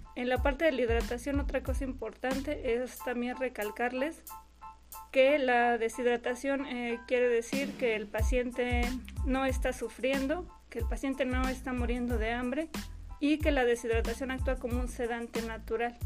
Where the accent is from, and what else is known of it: Mexico